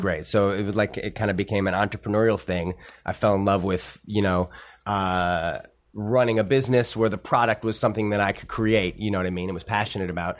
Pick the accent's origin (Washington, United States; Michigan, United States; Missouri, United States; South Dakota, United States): Missouri, United States; St. Louis; moved away as an adult; also born or lived in Boston; growing up in Saint Louis, you know, thirteen, fourteen years old